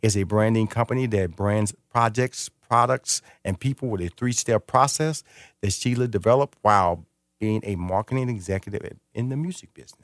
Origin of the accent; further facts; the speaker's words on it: Houston, Texas, United States; I grew up near Missouri City